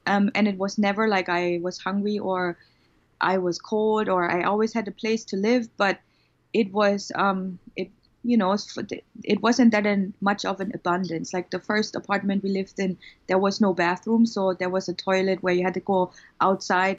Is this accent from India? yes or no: no; Germany; moved away as an adult; now in United States; I was born in East Germany. That's the former communist part of Germany